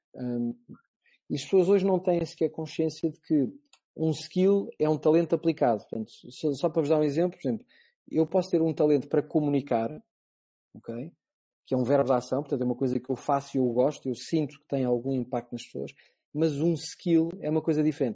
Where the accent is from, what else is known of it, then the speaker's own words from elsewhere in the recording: Portugal; enquanto português